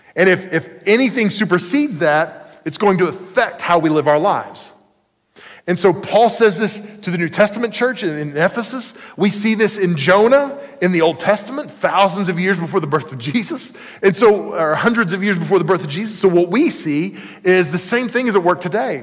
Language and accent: English; United States; I was born in the United States of America